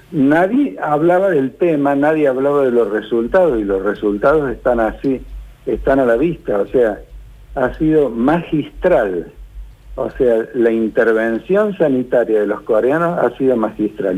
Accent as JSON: {"language": "Spanish", "country": "Argentina", "said": "somos nosotros los argentinos"}